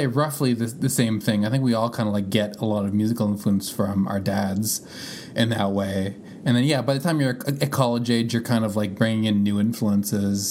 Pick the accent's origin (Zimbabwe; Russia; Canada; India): Canada; my dad is from Canada, I'm from Canada, and my family's from Canada